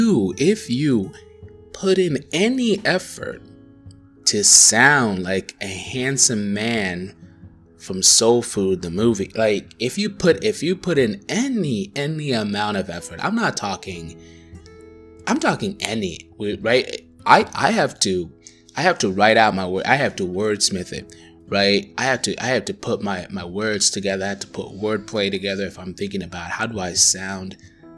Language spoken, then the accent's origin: English; Tanzania; first language Swahili; English is a second language; moved away; I grew up in Tanzania. I grew up thinking in Swahili